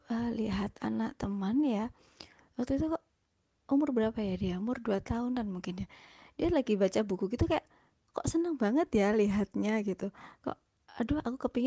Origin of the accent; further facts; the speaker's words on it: Malang, East Java, Indonesia; E, perkenalkan … saya dari Malang.